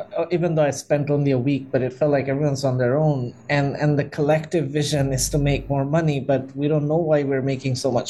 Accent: Dhaka, Dhaka Division, Bangladesh; So I was born in Bangladesh in the capital, Dhaka, which is probably one of the most populous city in the world. And yes, I my schooling, my university, everything happened in Dhaka.

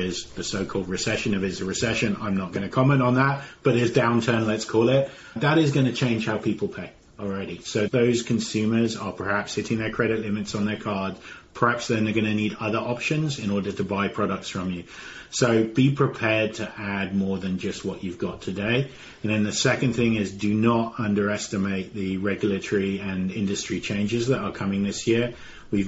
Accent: United Kingdom; as a Brit

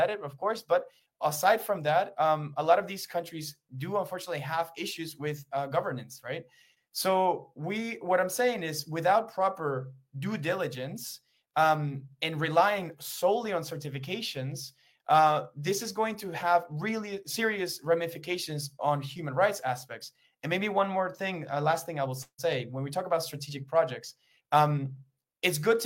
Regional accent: Peru; I'm from Peru

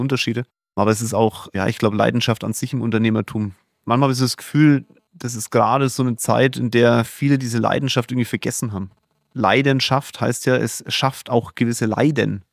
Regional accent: Germany; hier bei uns in Deutschland

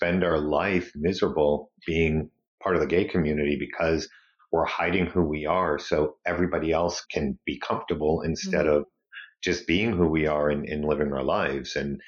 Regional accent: Brockton, Massachusetts, United States; Brockton is a very blue-collar city on the South Shore of Massachusetts. At the time I grew up, it was a very ethnic city.

